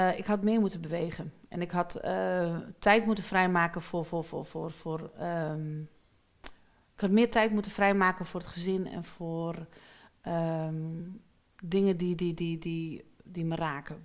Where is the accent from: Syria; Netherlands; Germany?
Netherlands; Amsterdam, North Holland; ik kom uit Amsterdam-Noord, dat is best wel heftig